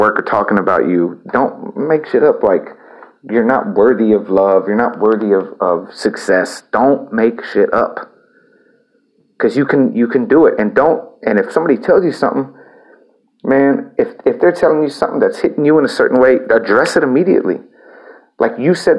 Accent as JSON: {"language": "English", "town": "El Campo", "region": "Texas", "country": "United States", "tie": "born or raised there", "also_born_or_lived": "Houston / Austin", "said": "my hometown of El Campo"}